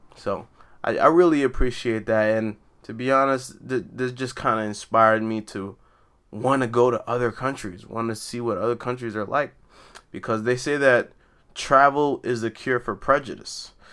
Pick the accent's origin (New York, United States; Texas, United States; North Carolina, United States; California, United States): New York, United States; New York City; also born or lived in Brooklyn; I was raised in Queens, but I like to consider myself a New Yorker